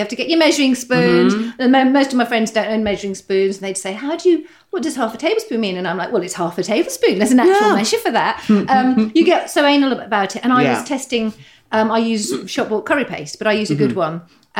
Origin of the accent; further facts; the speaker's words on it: Saudi Arabia; born there; also born or lived in Qatar; I was born in Saudi. So my dad worked over there.